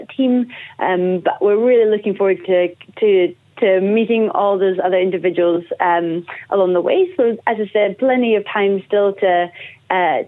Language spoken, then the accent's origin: English; Scotland, United Kingdom; moved away as an adult; now in Wellington, New Zealand; I hail from Scotland originally, but I was very lucky to arrive in Aotearoa, New Zealand, about 3 weeks before the border closed in 2020